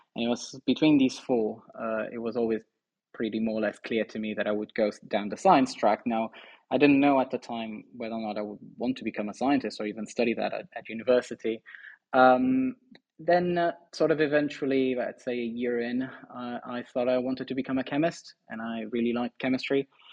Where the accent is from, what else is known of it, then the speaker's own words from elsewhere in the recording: Póvoa de Varzim, Norte, Portugal; moved away; also born or lived in Porto; I spent most of my time in Porto. I'm actually from a, a town just outside Porto called uh, Povo de um, okay. and uh, but yeah, I mean, I, I spent my life there